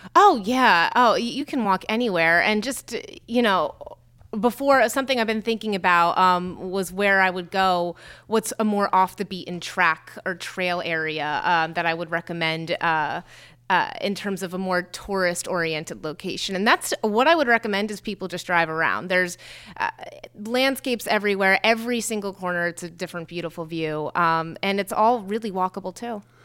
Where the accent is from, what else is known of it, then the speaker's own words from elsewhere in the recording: Morristown, New Jersey, United States; I was born in Morristown